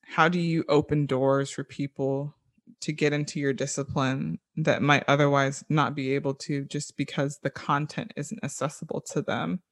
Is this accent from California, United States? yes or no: no; Orlando, Florida, United States; I grew up in Orlando, Florida